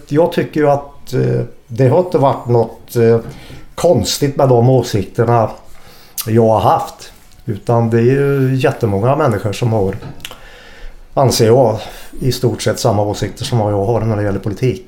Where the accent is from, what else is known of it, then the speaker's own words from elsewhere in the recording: Hagfors, Värmland, Sweden; moved away as an adult; also born or lived in Karlskoga / Linköping; now in Gothenburg, Sweden; när jag växte upp i Hagfors, en klassisk bruksort